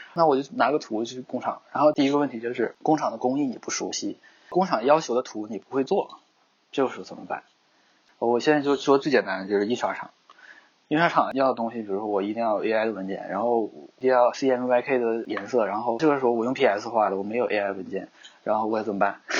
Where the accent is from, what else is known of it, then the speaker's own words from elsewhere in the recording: China; 刚好我是中国人呢，所以我在做这方面的东西呢，就会很考虑本土化